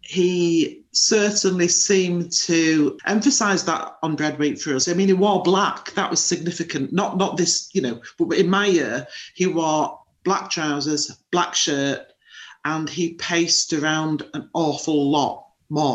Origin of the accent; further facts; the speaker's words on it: Wakefield, Yorkshire and the Humber, United Kingdom; But I'm in Wakefield, that's my hometown, and that's where I am today.